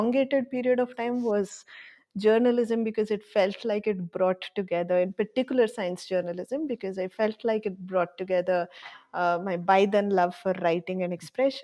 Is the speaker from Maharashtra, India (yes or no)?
no; Bangalore, Karnataka, India; also born or lived in Bhubaneswar; now in Gandhinagar, India; I was born in Bhubaneswar, but for the most part, I grew up in Bangalore.